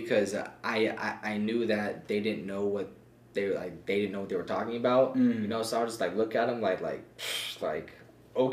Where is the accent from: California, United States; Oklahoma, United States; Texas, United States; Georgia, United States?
California, United States; Camarillo; I'm from Camarillo, California